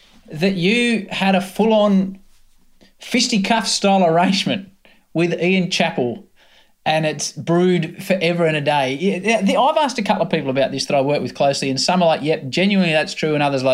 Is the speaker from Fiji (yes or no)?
no; Australia; As an Australian